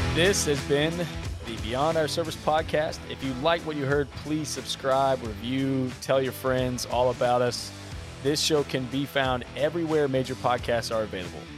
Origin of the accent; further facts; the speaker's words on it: Alabama, United States; moved away; I'm from Alabama originally.